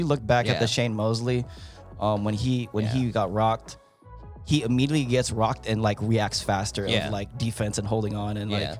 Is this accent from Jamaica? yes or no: no; Philippines; I'm not going to make any excuses for Pacquiao just because I'm Filipino